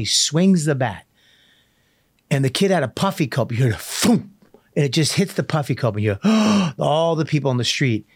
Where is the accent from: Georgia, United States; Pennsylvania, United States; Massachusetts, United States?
Massachusetts, United States; Medford; when I grew up in Medford